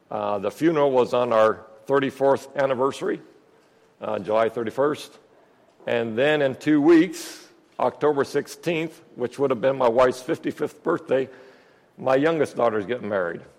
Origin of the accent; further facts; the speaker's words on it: Peru; um, yes, I grew up in Peru, South America. Um, my folks are missionaries down there.